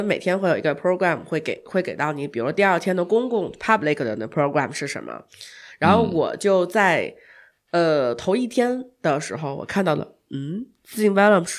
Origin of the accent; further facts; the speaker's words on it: China; 因为当时他们说我是从中国来的嘛